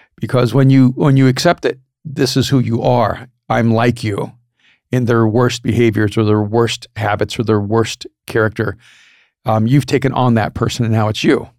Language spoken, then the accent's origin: English; El Salvador; moved away; I'm from El Salvador